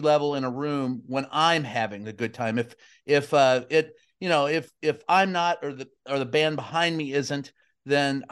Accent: Kentucky, United States; growing up in Kentucky

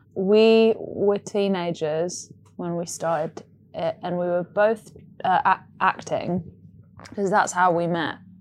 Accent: Nottingham, East Midlands, United Kingdom; now in London, United Kingdom; I grew up in Nottingham

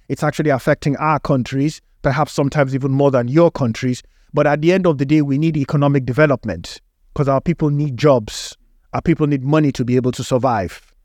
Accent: Nigeria; moved away; in Africa, where I grew up in Nigeria

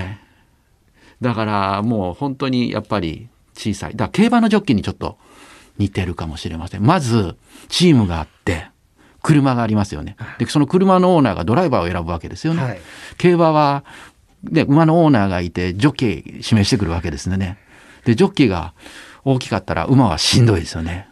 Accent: Nara, Japan; 僕なんかは奈良で育ったんで

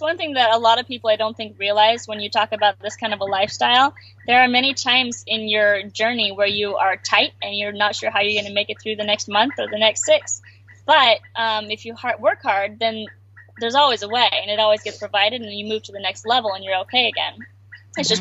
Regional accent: Alaska, United States; moved away; we grew up in Alaska

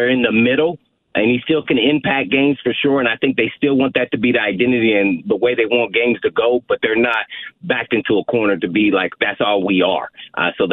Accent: Indianapolis, Indiana, United States; moved away as an adult; now in Nashville, United States; my hometown of Indianapolis, Indiana

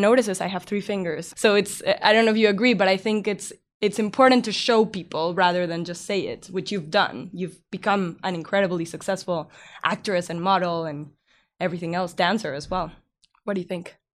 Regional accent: Mexico; I was born in Mexico

